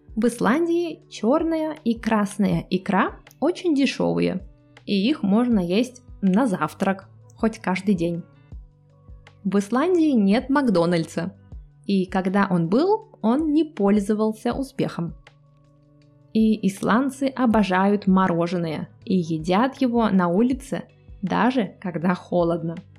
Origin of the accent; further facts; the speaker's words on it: Cherepovets, Vologda Oblast, Russia; моего родного города, Череповец